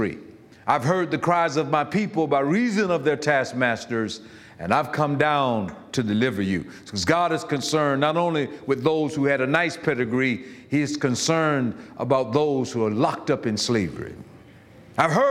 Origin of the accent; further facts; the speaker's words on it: Florida, United States; I'm from Florida, and I was raised in a house where we didn't have AC until I turned 16 or 17.